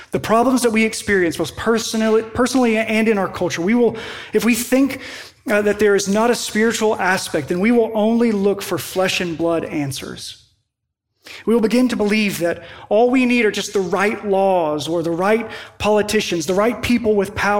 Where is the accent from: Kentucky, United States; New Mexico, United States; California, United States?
Kentucky, United States; Western; moved away; in my hometown where I grew up in Western Kentucky